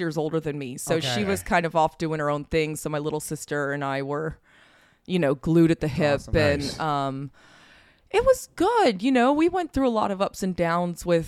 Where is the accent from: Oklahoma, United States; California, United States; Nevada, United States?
Nevada, United States; Las Vegas; I loved growing up in Vegas